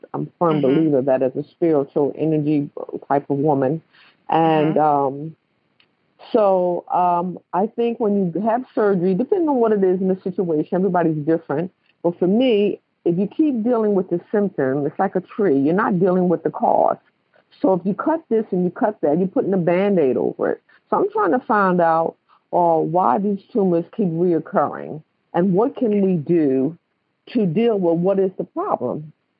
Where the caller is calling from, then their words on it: North Carolina, United States; I'm calling in from North Carolina at the moment.